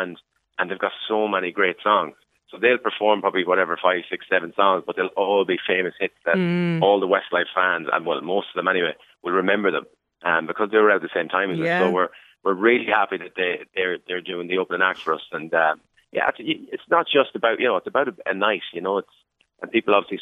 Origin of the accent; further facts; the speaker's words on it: Sligo, Connacht, Ireland; growing up in Sligo